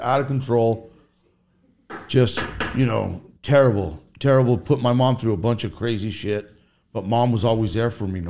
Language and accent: English; Cerritos, California, United States; also born or lived in Norwalk; I was born in Cerritos. Cerritos, yes. Went to Catholic school when I was 1 through 8th grade.